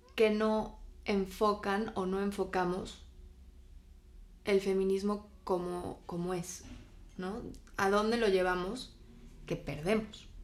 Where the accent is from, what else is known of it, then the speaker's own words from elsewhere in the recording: Spain; mi infancia la viví en España